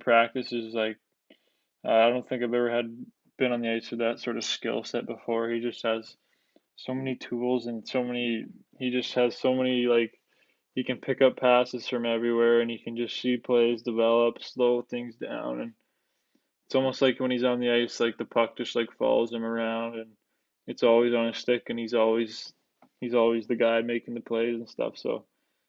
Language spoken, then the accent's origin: English; Hamilton, Ontario, Canada; to get drafted by Hamilton was such an experience for me. I think playing in your hometown